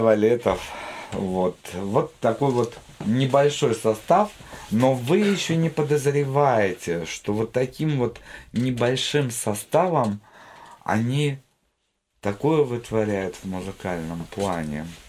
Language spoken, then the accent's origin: Russian; Jambyl Region, Kazakhstan; moved away; я сам из Казахстана, только из От... Южного, из Джамбульской области